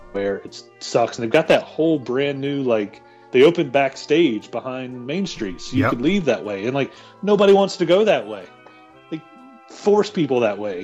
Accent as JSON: {"language": "English", "region": "North Carolina", "country": "United States", "said": "I'm from North Carolina."}